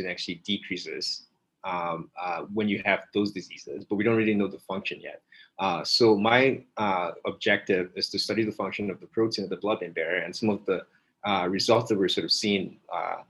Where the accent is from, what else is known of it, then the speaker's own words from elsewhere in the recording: Nigeria; moved away; also born or lived in West Virginia; I'm originally from Nigeria